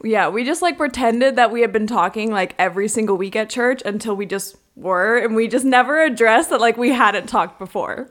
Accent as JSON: {"language": "English", "region": "Oregon", "country": "United States", "tie": "born or raised there", "said": "my hometown in Oregon"}